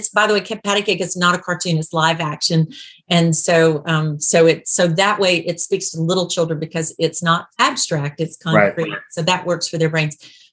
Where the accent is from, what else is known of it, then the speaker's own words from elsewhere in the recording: Birmingham, Alabama, United States; I'm from the South. I'm from the deep South.